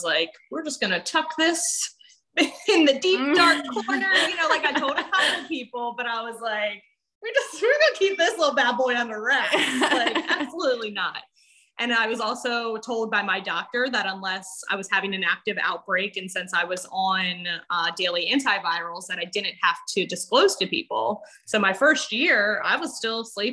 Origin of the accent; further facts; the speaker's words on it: Wilmington, Delaware, United States; I'm from Wilmington, Delaware